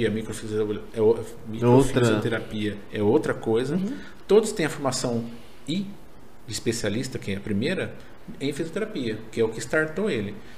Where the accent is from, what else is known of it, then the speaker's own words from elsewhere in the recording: Paraná, Brazil; eu, eu sou paranaense, o tomate vende lá.